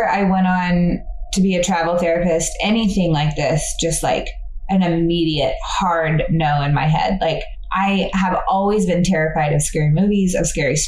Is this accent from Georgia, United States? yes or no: yes; Fayetteville, Georgia, United States; I'm an occupational therapist and I'm from Fayetteville, Georgia